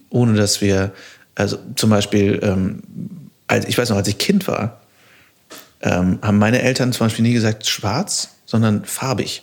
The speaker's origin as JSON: {"language": "German", "town": "Düsseldorf", "region": "North Rhine-Westphalia", "country": "Germany", "also_born_or_lived": "Cologne", "said": "ich komme aus Düsseldorf, ich habe lange in Köln gewohnt"}